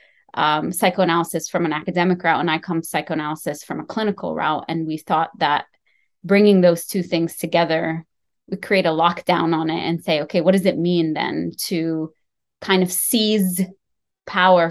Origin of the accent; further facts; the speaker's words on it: Lebanon; moved away; I was born and raised in Lebanon